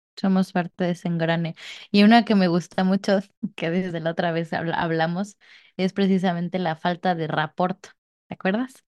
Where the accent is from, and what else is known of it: Mexico